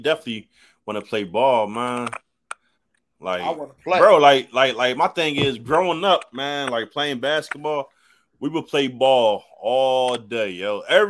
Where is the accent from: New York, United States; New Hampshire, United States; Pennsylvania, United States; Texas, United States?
Pennsylvania, United States; Philadelphia; I was growing up in West Philly